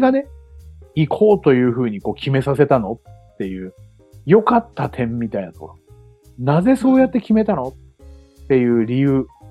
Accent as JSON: {"language": "Japanese", "region": "Chiba", "country": "Japan", "tie": "born or raised there", "moved": "as an adult", "lives_now": "Okinawa, Japan", "said": "僕も千葉で生まれ育ちました"}